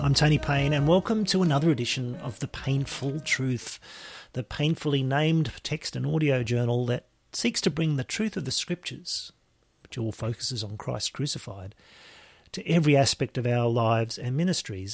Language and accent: English; Lismore, New South Wales, Australia; my hometown, my home district of Lismore in the far north coast of New South Wales